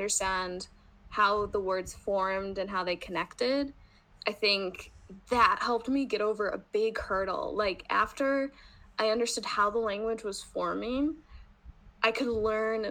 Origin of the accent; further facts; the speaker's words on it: Rochester, New York, United States; first language English; I am from Rochester, New York, and right now, of course, my native language is English